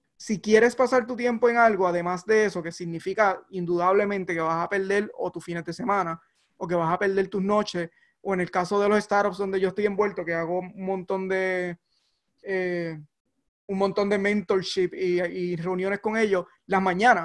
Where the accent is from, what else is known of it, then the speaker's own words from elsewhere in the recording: Barranquitas, Puerto Rico; moved away as an adult; now in Alameda, United States; crecí en, en, en Barranquita, un pueblo pequeño, rural